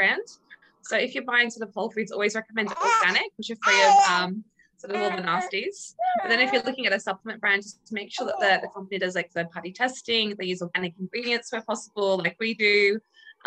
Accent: Australia; moved away as an adult; now in United Kingdom; as an Australian

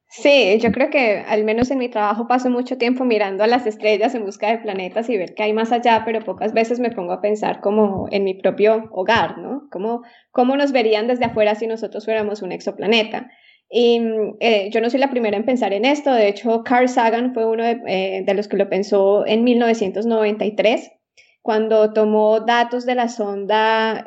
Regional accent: Colombia; moved away as an adult; also born or lived in Austria / Italy / Germany; now in Bern, Switzerland; llegué desde, desde Colombia

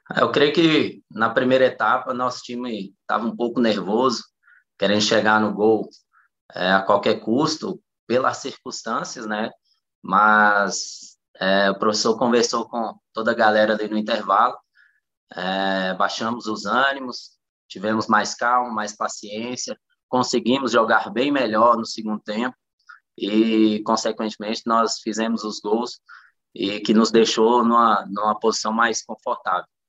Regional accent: Luziânia, Goiás, Brazil; also born or lived in Taguatinga, Federal District; minha vida inteira foi aqui em Lusiânia

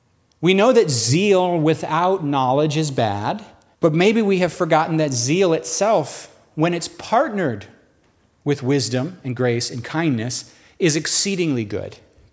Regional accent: New York, United States; We're from New York, baby. We're survivors.

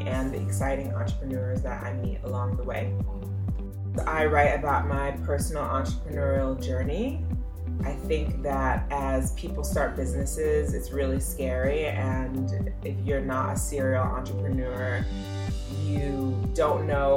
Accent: Nigeria; I'm Nigerian

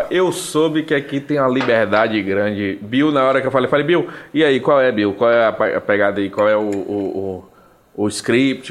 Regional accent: Salvador, Bahia, Brazil; accent: Baiano; also born or lived in São Luís, Maranhão; sou nascido ali do Cabula 4, sou daquela região ali do lado do Pomar, perto da Uneb

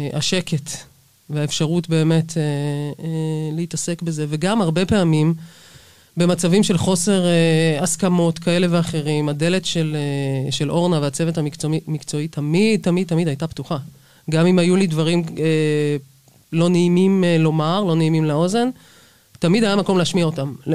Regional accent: Jerusalem, Jerusalem District, Israel; המועדון שבו גדלתי בירושלים

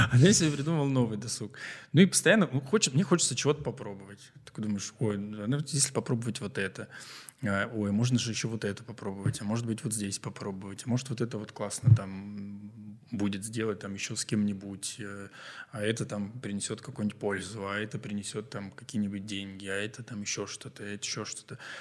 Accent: Novosibirsk, Novosibirsk Oblast, Russia; Мы такие, из Новосибирска

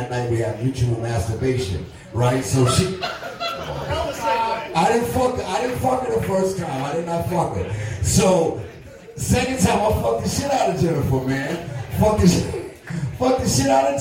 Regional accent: New York City, New York, United States; also born or lived in Beacon, New York; I'm from New York City, but I lived in upstate New York, Beacon, New York

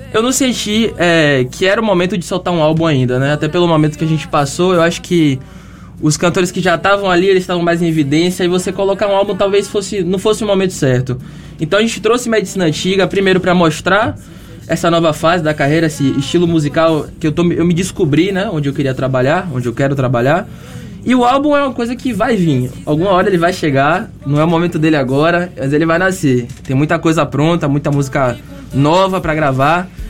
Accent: Salvador, Bahia, Brazil; Nós somos de Salvador

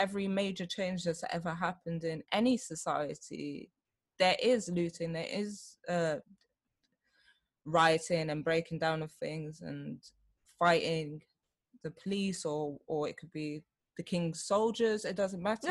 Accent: London, United Kingdom; both my parents born here in yeah. London. So it's like, oh, where are you from? And I'm like, London.

